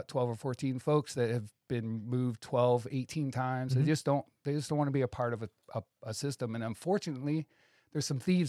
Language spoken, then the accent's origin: English; Akron, Ohio, United States; I grew up poor in Akron, Ohio, with a single mother.